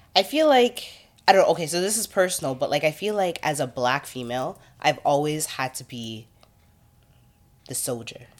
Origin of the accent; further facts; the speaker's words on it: Toronto, Ontario, Canada; I grew up in the Rex